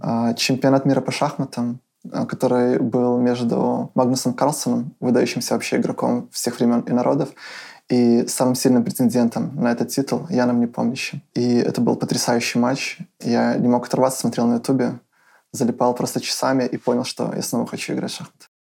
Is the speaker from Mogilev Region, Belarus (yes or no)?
yes; Mogilev, Mogilev Region, Belarus; Я родился в Могилеве. Это город в Беларуси, достаточно крупный